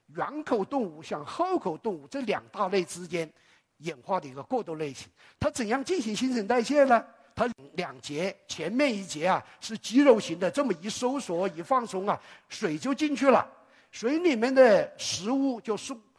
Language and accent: Chinese; China; 我们中国人很爱脸